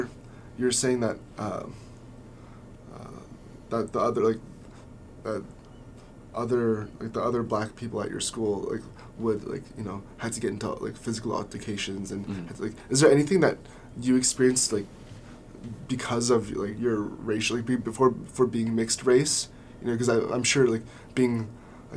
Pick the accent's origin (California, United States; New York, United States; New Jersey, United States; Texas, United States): California, United States; Southern; growing up in Southern California